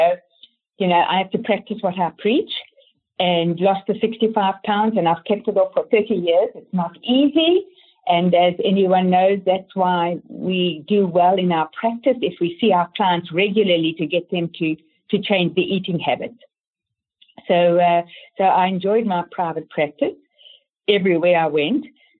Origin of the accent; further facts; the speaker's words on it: Canada; born there; also born or lived in Johannesburg, South Africa; So from Johannesburg, then my kids wanted to move to Canada. I was born in Canada, so I could go there.